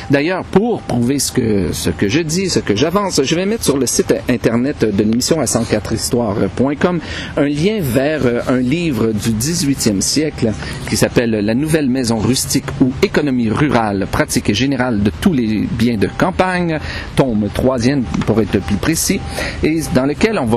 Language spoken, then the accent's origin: French; Outaouais, Quebec, Canada; là d'où je viens, de l'Outaouais